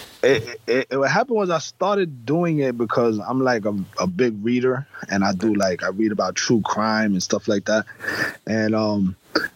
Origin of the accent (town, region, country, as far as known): New York, United States